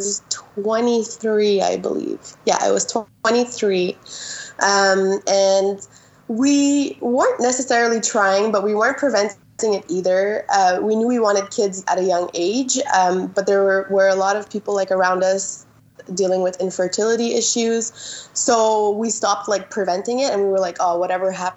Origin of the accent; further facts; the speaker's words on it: Quebec, Canada; I am from Quebec, Canada